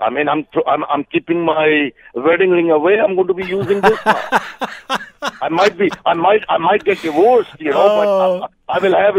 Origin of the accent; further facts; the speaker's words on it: Canada; And you know, when I'm a Canadian, so when somebody goes low, I go high.